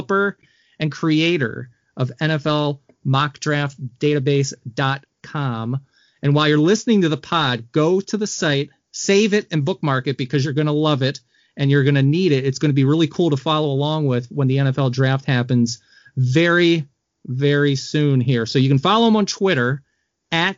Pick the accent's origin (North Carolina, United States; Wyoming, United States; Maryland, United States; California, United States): Maryland, United States; Baltimore; now in Wisconsin, United States; I'm from Baltimore